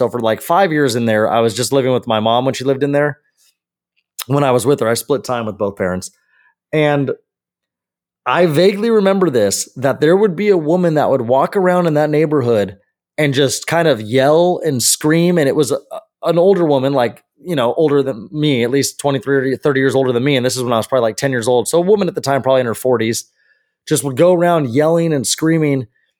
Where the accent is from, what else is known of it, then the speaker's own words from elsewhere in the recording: California, United States; the neighborhood actually that I grew up in over in the Santiago Hills area by SCC.